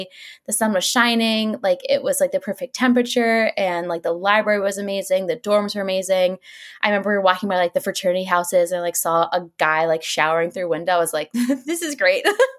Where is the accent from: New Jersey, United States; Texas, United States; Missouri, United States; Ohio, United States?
Texas, United States; Dallas; also born or lived in Orange County / Chicago / Kentucky; I was born in California, in Orange County. I was raised in Dallas, Texas. My mom got married. We moved to Chicago.